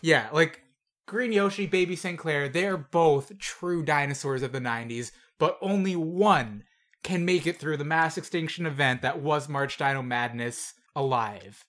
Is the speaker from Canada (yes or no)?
yes; Canada; As a Canadian